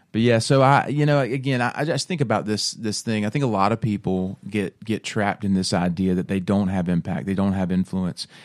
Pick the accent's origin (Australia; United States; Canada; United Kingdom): United States; Bible Belt, the South; born and raised in the Bible Belt, grew up going to church, um, you know, it's just what you do, right? In the South, you go to church on Sunday